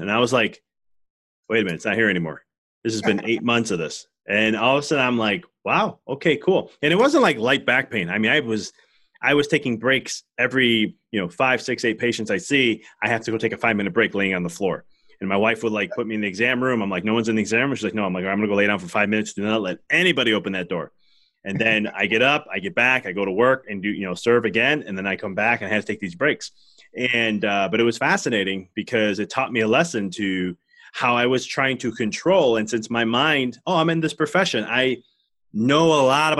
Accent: Chicago, Illinois, United States; being fellow Chicagoan

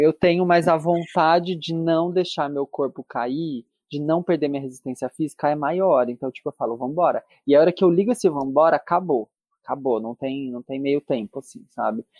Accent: Brazil; eu, enquanto brasileiro

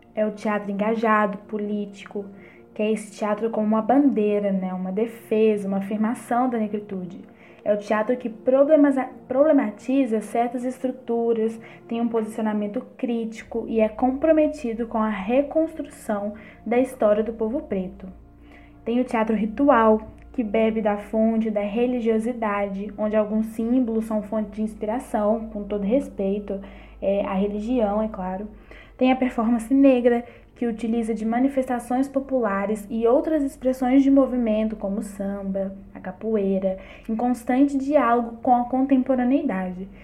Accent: Bertioga, near Barbacena, Minas Gerais, Brazil; moved away as an adult; also born or lived in São João del Rei / Salvador, Bahia; now in São João del-Rei, Brazil; Nasci em Bertioga, uma roça linda aqui pertinho de Barbacena. Foi lá que me criei

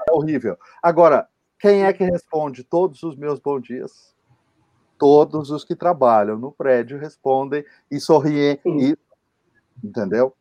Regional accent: interior of São Paulo, Brazil; now in São Paulo, Brazil; Eu não sou paulistano, eu sou do interior

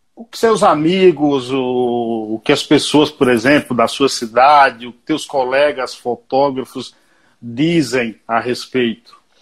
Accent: Paiaiá, Bahia, Brazil; O Paiaiá, que dá nome a esse programa, é um povoado, um vilarejo na Bahia, onde eu nasci

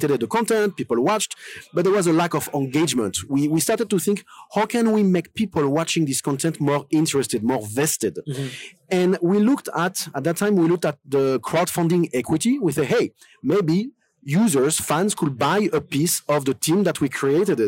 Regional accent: France; accent: French; English is a second language; moved away as an adult; also born or lived in Lyon, France; now in Malta; I'm from France

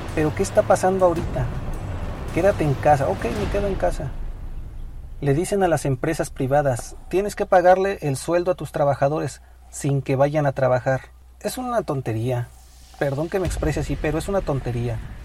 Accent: Mexico; somos mexicanos y vivimos esta situación día a día

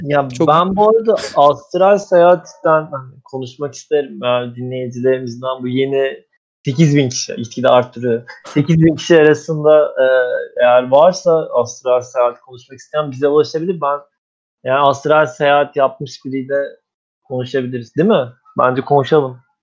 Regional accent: Anatolia, Turkey; bir Anadolu çamarı olarak

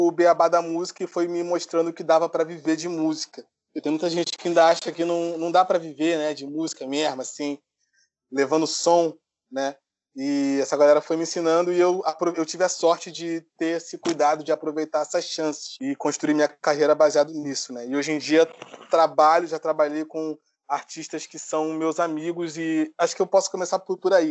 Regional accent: Rio de Janeiro, Brazil; born there; Eu nasci no Rio de Janeiro, na zona norte do Rio de Janeiro, numa comunidade em Cordovil, perto de Parada de Lucas

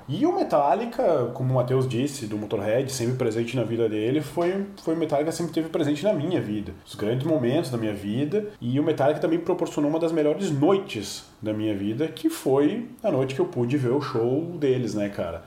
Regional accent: Brazil; nós aqui que somos brasileiros

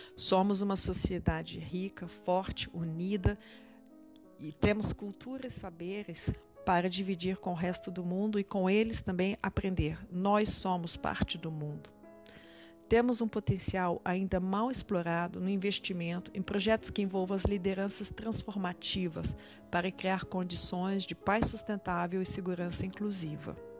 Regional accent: Brazil; como brasileiros, brasileiras, cidadãos e cidadãs do mundo

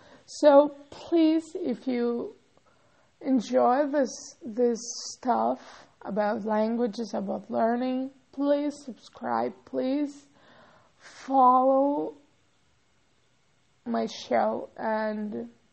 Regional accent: São Paulo, Brazil; first language Portuguese; English is a second language; also born or lived in Rio de Janeiro, Brazil; I'm from São Paulo, and I studied in college in another state, Rio. Yeah, Rio de Janeiro. Okay, so I'm a native speaker of Portuguese

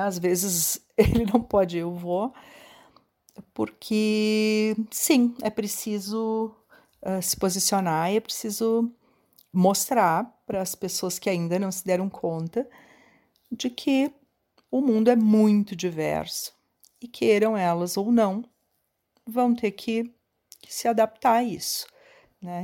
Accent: Caxias do Sul, Rio Grande do Sul, Brazil; sou de Caxias do Sul

